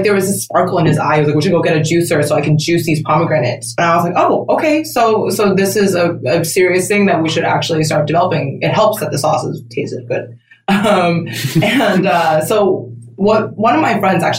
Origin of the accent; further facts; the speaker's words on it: Taiwan; moved away as an adult; also born or lived in New York City, United States; I grew up in Taiwan. I left at 18 to go to college in upstate New York